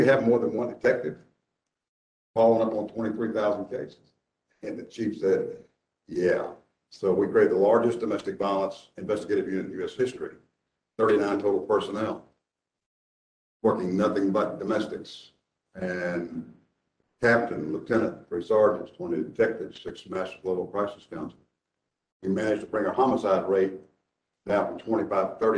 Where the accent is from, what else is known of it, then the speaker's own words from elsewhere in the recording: Dallas, Texas, United States; now in Nashville, United States; when I was a child growing up in Dallas